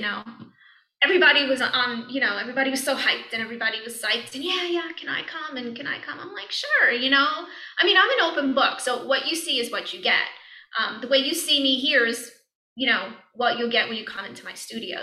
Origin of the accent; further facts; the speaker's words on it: New York City, New York, United States; also born or lived in Cleveland, Ohio; now in Ohio, United States; I'm from New York, Brooklyn, New York